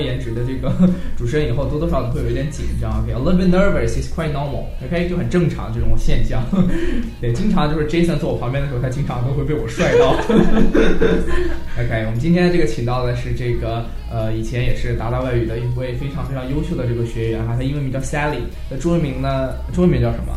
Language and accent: Chinese; southern China, China; 像我这种就很地道的东北口音在这里，对不对？其实我是一个南方人